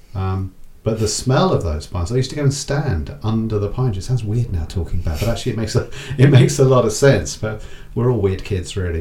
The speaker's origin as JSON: {"language": "English", "region": "England", "country": "United Kingdom", "said": "us as English people living in Southern England"}